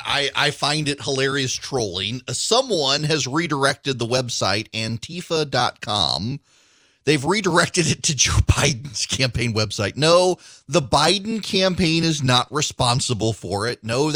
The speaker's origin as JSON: {"language": "English", "region": "Dubai", "country": "United Arab Emirates", "tie": "born or raised there", "said": "I grew up in Dubai, grew up in the Middle East, grew up in Dubai. And when I was growing up in the 1980s in Dubai, any reference to Israel was redacted."}